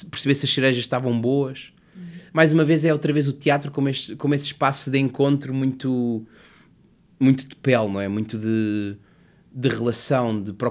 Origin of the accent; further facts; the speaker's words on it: Covilhã, Castelo Branco, Portugal; born there; Que são as minhas raízes, a cidade onde eu nasci, o meu pai, as minhas irmãs, o meu avô, que entretanto faleceu